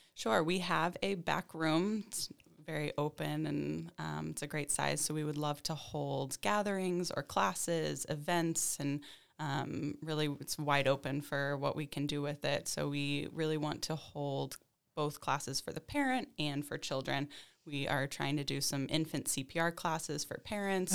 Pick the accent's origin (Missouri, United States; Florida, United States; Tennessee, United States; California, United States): Missouri, United States; Kansas City; moved away as an adult; also born or lived in Albany; now in Glens Falls, United States; I grew up in the Midwest in Kansas City